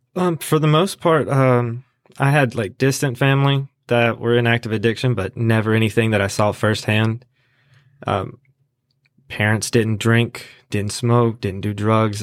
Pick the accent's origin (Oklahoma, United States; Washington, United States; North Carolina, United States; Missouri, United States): North Carolina, United States; Asheboro; also born or lived in California; I am from Ashboro. I went to, uh, Southwest Randolph High School